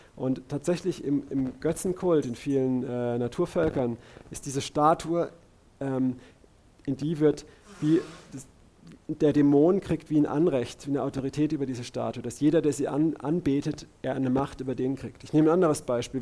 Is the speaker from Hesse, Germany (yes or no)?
no; Karlsruhe, Baden-Württemberg, Germany; bei uns in Karlsruhe